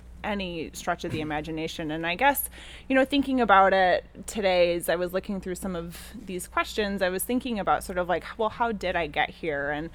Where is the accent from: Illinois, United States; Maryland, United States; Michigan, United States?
Illinois, United States; Chicago; I grew up in Chicago itself, like downtown Chicago